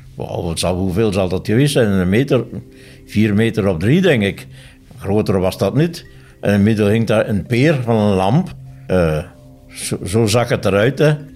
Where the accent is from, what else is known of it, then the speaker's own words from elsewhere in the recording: Neerrepen, Flanders, Belgium; also born or lived in Tongeren; ik ben afkomstig uit Nerem